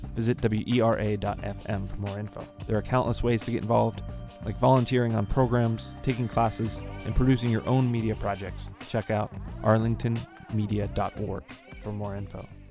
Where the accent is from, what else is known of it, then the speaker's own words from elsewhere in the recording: Pittsburgh, Pennsylvania, United States; moved away; My hometown, Pittsburgh, is a very old city